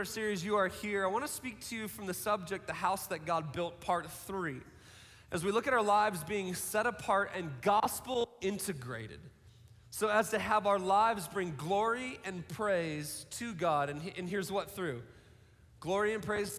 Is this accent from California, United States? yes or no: no; Seattle, Washington, United States; I grew up in Seattle, so like the prerequisite to be a Seattle kid was to play like rock music and drink Starbucks